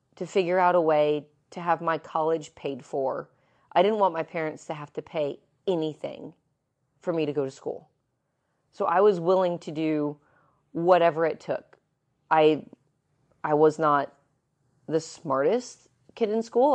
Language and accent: English; Evansville, Indiana, United States; moved away as an adult; also born or lived in Lakeland, Florida; in the grand city of Evansville, Indiana. Don't be jealous. That is where I was born and raised.